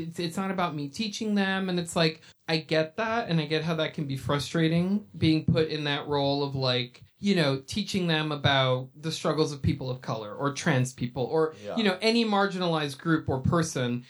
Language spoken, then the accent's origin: English; New York City, New York, United States; I grew up in New York City